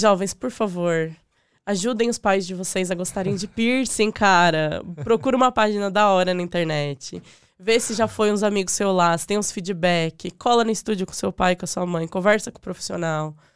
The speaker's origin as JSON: {"language": "Portuguese", "region": "Diadema / São Paulo", "country": "Brazil", "tie": "born or raised there", "also_born_or_lived": "Cidade Tiradentes / Suzano / Ipiranga", "moved": "as an adult", "lives_now": "Ireland", "said": "eu nasci em Diadema"}